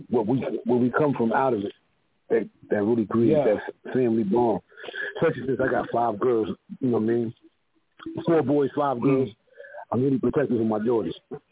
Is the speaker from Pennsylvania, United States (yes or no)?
no; Memphis, Tennessee, United States; I'm from Memphis.